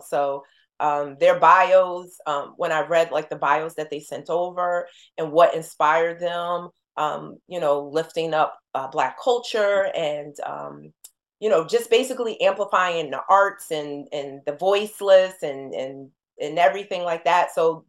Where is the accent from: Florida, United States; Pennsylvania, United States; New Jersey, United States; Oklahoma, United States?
New Jersey, United States; She just exhibited in Newark, which was like going home, you know, we're from Jersey.